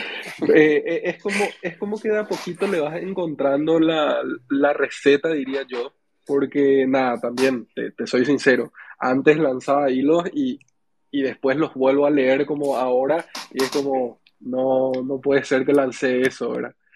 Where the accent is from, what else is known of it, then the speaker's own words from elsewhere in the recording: Paraguay; yo soy de Paraguay